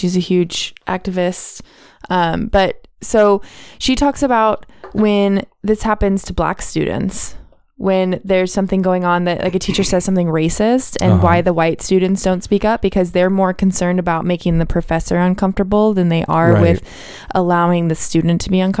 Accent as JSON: {"language": "English", "town": "Oakley", "region": "California", "country": "United States", "tie": "born or raised there", "moved": "yes", "lives_now": "Ventura County, United States", "said": "my hometown, Oakley, California, which is like small beans to any"}